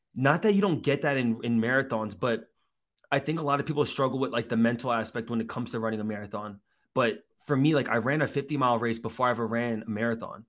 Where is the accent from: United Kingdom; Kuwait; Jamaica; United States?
United States; also born or lived in South Korea (ancestry); I grew up in Jersey and, and, and New York as a kid, and my dad still lives in Queens